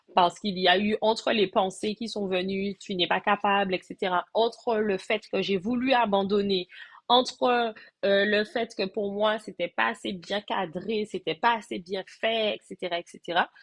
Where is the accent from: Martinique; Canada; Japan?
Martinique; je suis de la Martinique, je réside également en Martinique